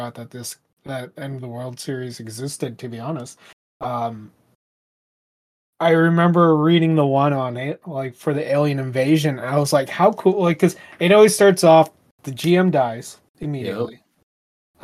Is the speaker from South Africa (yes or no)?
no; Canada; as a Canadian